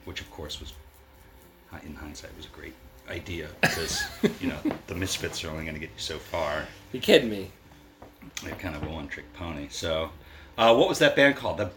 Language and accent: English; Baltimore, Maryland, United States; moved away as an adult; I grew up in Baltimore, Maryland.